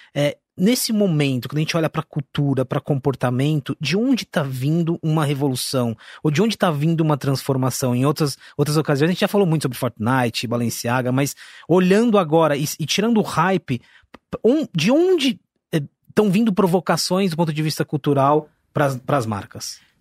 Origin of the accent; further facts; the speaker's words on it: Osasco, São Paulo, Brazil; eu sou da periferia de Osasco